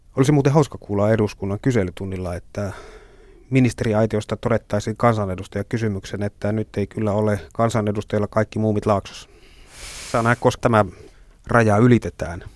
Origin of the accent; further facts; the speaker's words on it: northern Finland, Finland; Itse olen syntynyt pohjoisessa